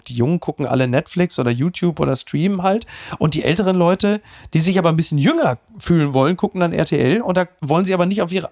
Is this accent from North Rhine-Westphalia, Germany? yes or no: yes; North Rhine-Westphalia, Germany; ich kenne ja Schlangen eigentlich nur so als Airbrush auf Motorhauben. Ich komme aus dem Ruhrgebiet.